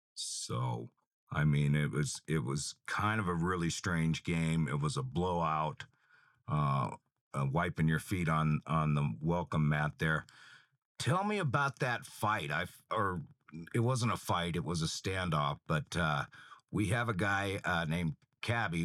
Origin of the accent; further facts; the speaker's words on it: Federal Way, Washington, United States; I graduated the Federal Way School District. We had an Auburn address and the water bill came from Kent, so I, I know the area well.